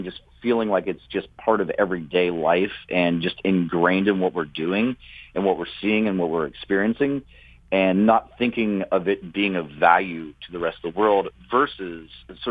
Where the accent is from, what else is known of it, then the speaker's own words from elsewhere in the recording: Appalachia, United States; also born or lived in West Virginia; as an Appalachian, as a person who lives in West Virginia